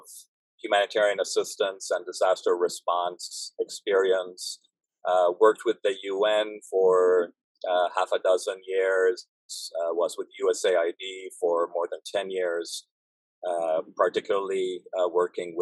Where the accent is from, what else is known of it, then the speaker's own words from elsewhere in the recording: Beirut, Beirut Governorate, Lebanon; moved away; I grew up in Beirut in Lebanon.